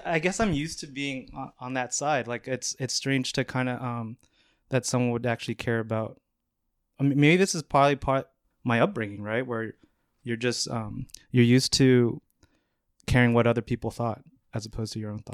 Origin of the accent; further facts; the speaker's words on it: Northern California, United States; moved away as an adult; now in New York, United States; I grew up in Northern California, about 30 minutes north of San Francisco and then moved here about moved to New York about eight years ago